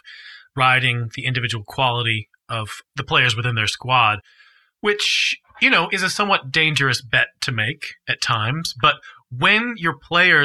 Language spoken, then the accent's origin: English; United States; me as an American